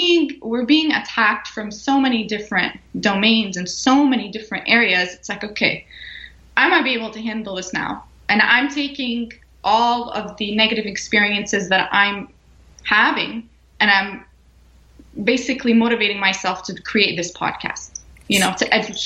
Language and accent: English; Canada; moved away as an adult; now in Florida, United States; I was born and raised in Canada